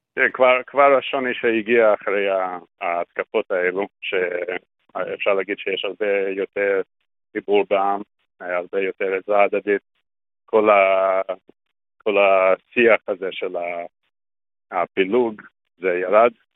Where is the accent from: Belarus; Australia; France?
Australia; Hebrew is a second language; moved away as an adult; also born or lived in Sydney; now in Israel; נולדתי באוסטרליה